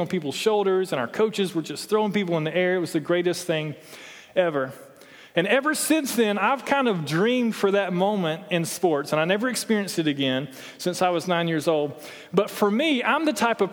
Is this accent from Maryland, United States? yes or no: no; Toccoa, Georgia, United States; I'm from Toccoa